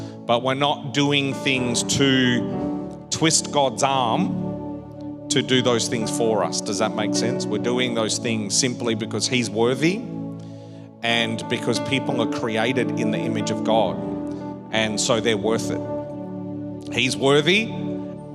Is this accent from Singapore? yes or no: no; Perth, Western Australia, Australia; moved away; I grew up in Perth